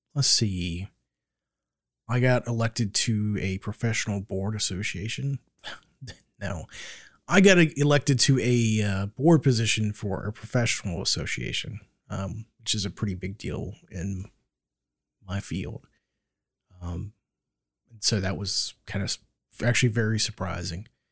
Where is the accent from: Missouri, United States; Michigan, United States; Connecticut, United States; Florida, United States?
Florida, United States; moved away; growing up in Florida